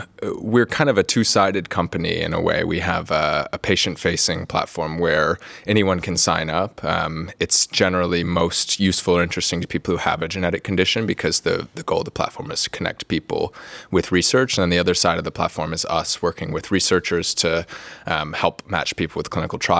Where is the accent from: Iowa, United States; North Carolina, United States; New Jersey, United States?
North Carolina, United States; moved away as an adult; now in Cambridge, United Kingdom; So I'm from the US originally. I grew up in North Carolina, which is on the East Coast, if you haven't been there before. I moved over here to Cambridge about 5 years ago to do my PhD.